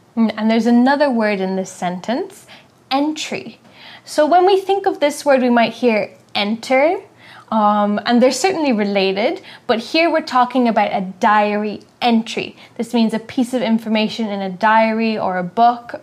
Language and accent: English; Ireland; I'm from Ireland